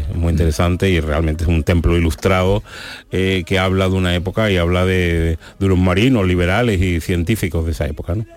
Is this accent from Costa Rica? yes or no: no; San Fernando, Andalusia, Spain; now in Seville, Spain; Yo soy de San Fernando, aunque vivo en Sevilla